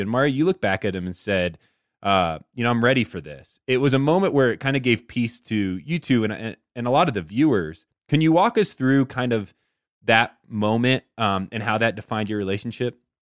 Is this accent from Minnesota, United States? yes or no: no; Indiana, United States; I'm from Indiana